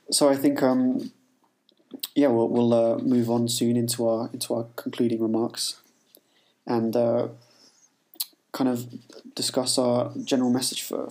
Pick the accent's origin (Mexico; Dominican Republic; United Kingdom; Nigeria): United Kingdom; England; being English